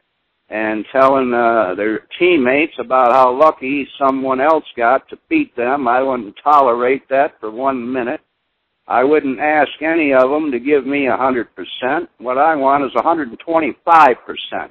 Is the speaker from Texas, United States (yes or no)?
no; Michigan, United States; I came from Michigan